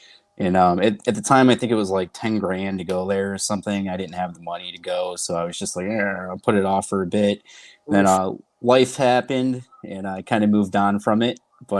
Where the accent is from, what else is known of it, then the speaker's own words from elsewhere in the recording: Rochester, New York, United States; So I'm from Rochester, New York. UPW is the local school here.